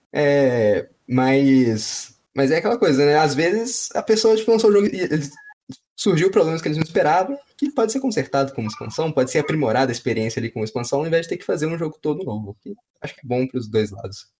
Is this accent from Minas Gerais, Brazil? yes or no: yes; Minas Gerais, Brazil; tem trem porque a gente é mineiro